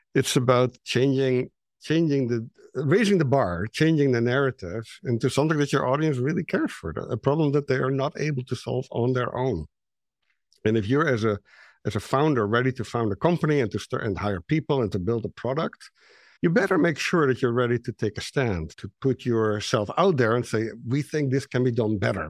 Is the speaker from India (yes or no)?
no; Netherlands; English is a second language; moved away as an adult; I'm Dutch, you know, I'm, my English is not great